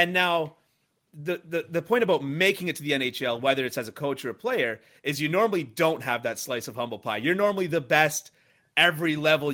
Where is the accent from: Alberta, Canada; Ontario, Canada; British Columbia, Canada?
Ontario, Canada; Toronto; I'm an Anglophone, right, and I'm from Toronto